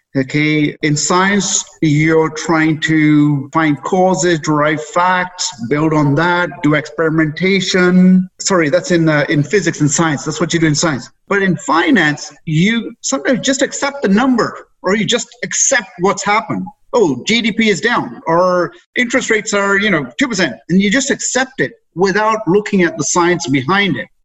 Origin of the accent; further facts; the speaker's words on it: England, United Kingdom; moved away as an adult; now in Canada; I was raised in England, brought up there, did all my schooling there. In my early 20s, decided to leave there to come to Canada.